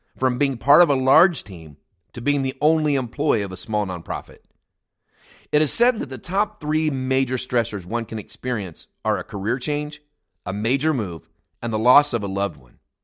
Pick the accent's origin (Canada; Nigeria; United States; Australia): United States; moved away as an adult; also born or lived in near Chicago; the nonprofit that we lead here in my hometown